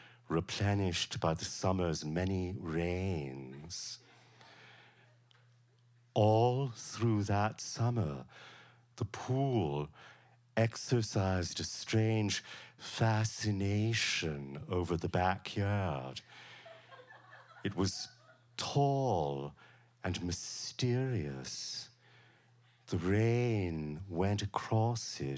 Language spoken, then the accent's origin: English; Savannah, Georgia, United States; born or raised there